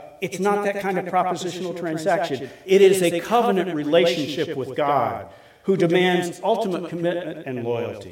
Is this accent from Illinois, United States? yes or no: yes; Collinsville, Illinois, United States; I grew up in Collinsville, at least I went to high school in Collinsville, Illinois.